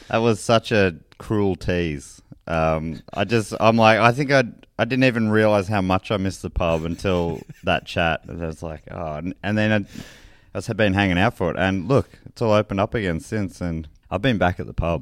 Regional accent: Moorabbin, Victoria, Australia; old mates I grew up with in Moorabbin

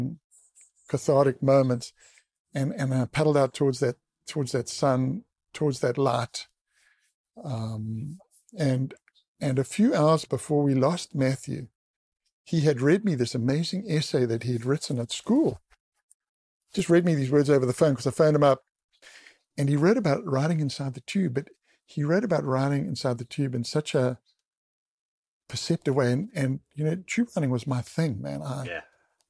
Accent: Durban, KwaZulu-Natal, South Africa; just north of Durban, where I grew up on the East Coast

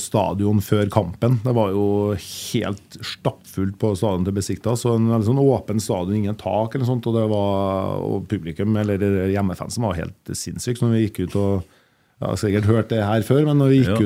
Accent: Kyrksæterøra, Trøndelag, Norway; Jeg kommer fra Kyrksæterøra

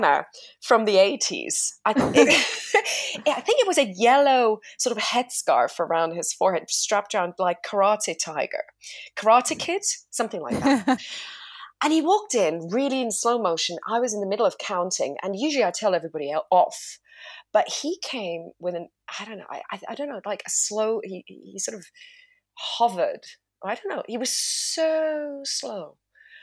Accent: Zurich, Switzerland; moved away; also born or lived in London, United Kingdom; I'm in Switzerland. So that's my home country, my hometown.

